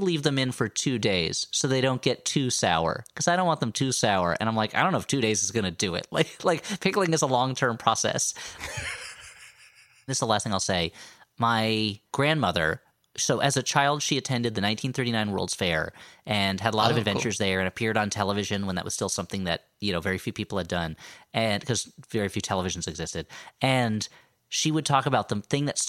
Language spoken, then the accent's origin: English; New Jersey, United States; a real Jersey boy